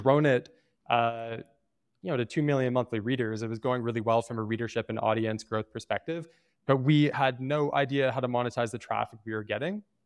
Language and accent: English; Toronto, Ontario, Canada; moved away as an adult; now in Medellin, Colombia; I'm from Toronto, Canada. I live in Medellin, Colombia.